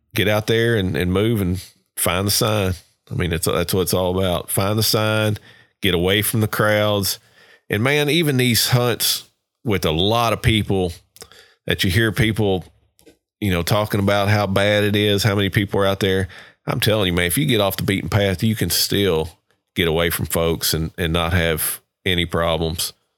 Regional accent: Kentucky, United States; now in Georgia, United States; I grew up in Kentucky

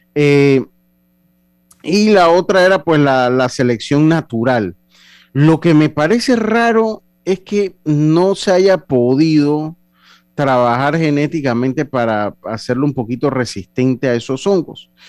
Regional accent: Panama; nosotros como panameños

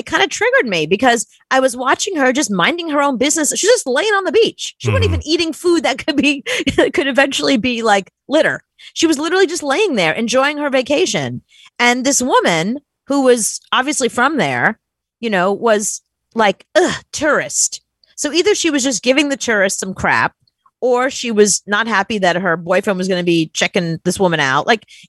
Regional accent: New York, United States; I'm from New York.

